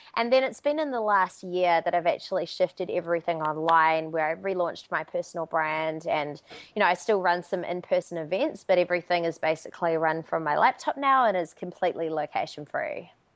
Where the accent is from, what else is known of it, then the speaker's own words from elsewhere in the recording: Auckland, New Zealand; moved away; So I'm from Auckland, New Zealand originally.